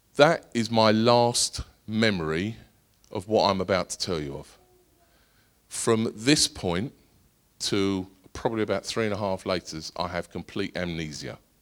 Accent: Essex, East of England, United Kingdom; I'm from Essex

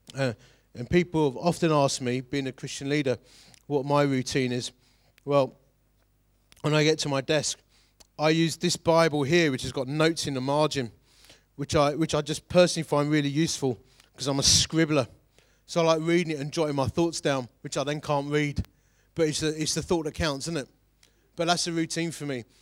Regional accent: Romford, London, United Kingdom; I'm from Romford

